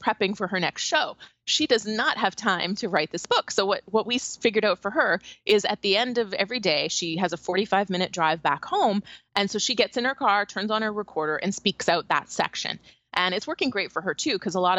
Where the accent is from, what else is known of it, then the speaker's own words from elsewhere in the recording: Canada; moved away; I'm from Canada originally.